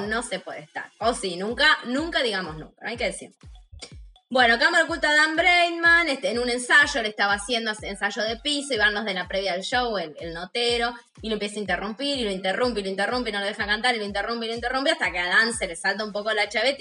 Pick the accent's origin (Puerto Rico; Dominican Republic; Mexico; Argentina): Argentina; Santa Rosa, La Pampa; moved away; Yo estoy en La Pampa, ¿no? En mi ciudad natal, en este momento